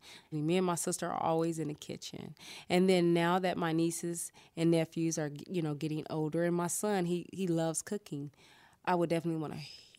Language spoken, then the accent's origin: English; California, United States; now in Arizona, United States; And I come from California, so it was a lot cheaper living out here.